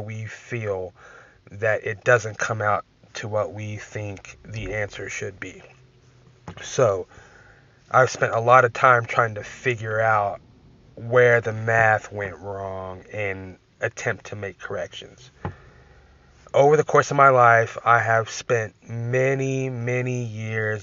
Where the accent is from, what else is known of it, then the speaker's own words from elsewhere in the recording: Texas, United States; I'm from Texas